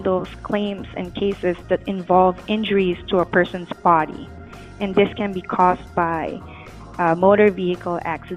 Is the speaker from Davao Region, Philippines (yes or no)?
no; Manila, Metro Manila, Philippines; moved away as an adult; now in Los Angeles, United States; I'm originally from the Philippines. I was born and raised in the biggest city there in Manila.